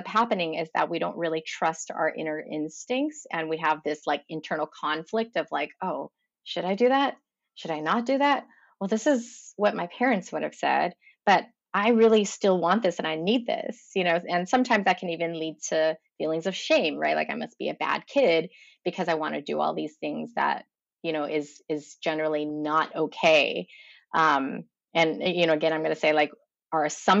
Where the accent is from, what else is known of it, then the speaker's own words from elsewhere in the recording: Los Angeles, California, United States; I am from Los Angeles, California